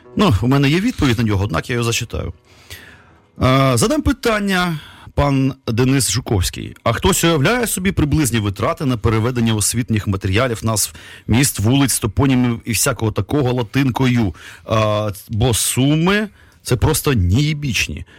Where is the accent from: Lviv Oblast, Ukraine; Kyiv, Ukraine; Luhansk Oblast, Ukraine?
Kyiv, Ukraine; там російською переважно мовою, там бо ми кияни